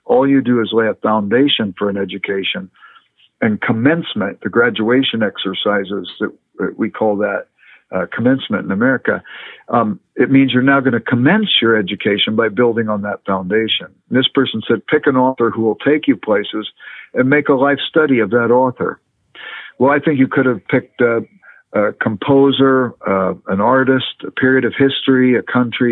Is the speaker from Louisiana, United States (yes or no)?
no; Los Angeles, California, United States; moved away; I grew up in Los Angeles